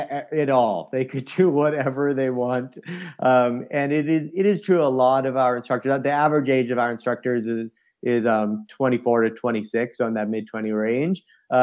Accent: East Coast, United States; as I reflect on my life of growing up in the East Coast and playing soccer and lacrosse and then moving into adventure sports

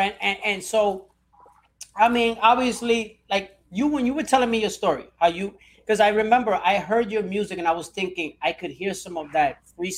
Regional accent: Puerto Rico; I'm also Puerto Rican myself.

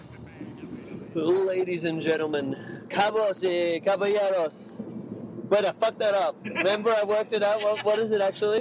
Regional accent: Mexico; moved away; I come from Mexico

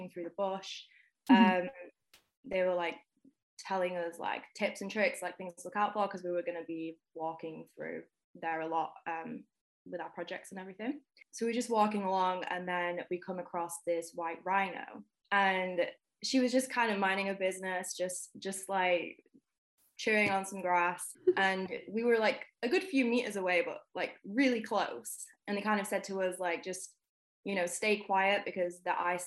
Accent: Manchester, North West England, United Kingdom; now in Nottingham, United Kingdom; I'm located in Nottingham in the UK at the moment. I'm originally from Manchester

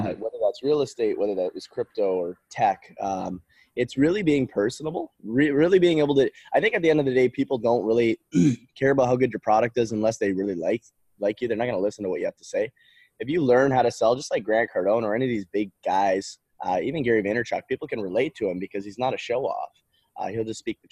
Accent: Canada; moved away; I grew up in Canada. I'm not from the United States.

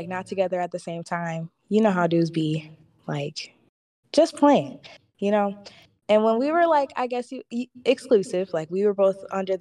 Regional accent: Detroit, Michigan, United States; I'm from Detroit

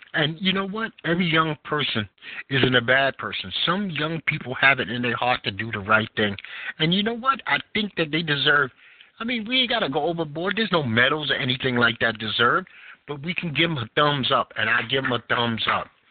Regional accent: New York City, New York, United States; being a New Yorker

